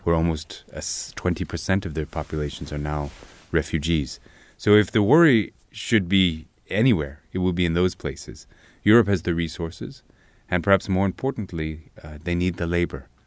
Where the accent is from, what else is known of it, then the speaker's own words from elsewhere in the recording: Corvallis, Oregon, United States; moved away as an adult; now in South Africa; I grew up in a very quiet middle class area in Oregon